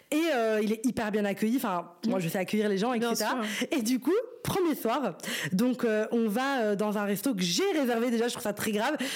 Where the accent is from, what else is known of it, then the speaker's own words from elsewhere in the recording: Brussels, Brussels-Capital Region, Belgium; C'est un mec de Paris et moi je suis de Bruxelles